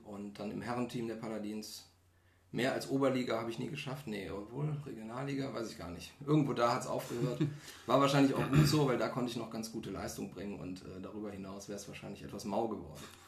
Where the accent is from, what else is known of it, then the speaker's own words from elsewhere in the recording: Solingen, North Rhine-Westphalia, Germany; komme aus Solingen, also auch hier um die Ecke